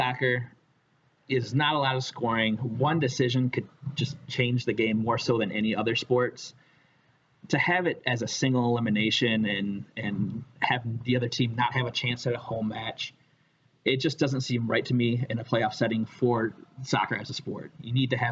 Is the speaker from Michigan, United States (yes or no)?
yes; Michigan, United States; I grew up in Michigan.